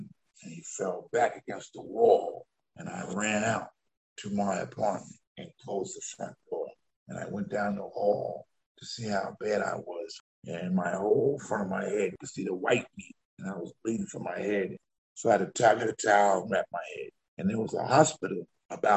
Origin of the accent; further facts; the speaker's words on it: New Rochelle, New York, United States; I was a lifeguard for 6 years in my hometown, New Rochelle.